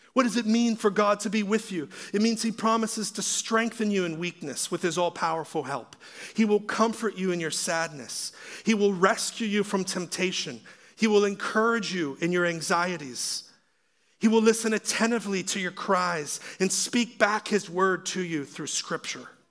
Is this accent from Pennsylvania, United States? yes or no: yes; Pittsburgh, Pennsylvania, United States; I'm from Pittsburgh, where Franco Harris had the Immaculate Reception.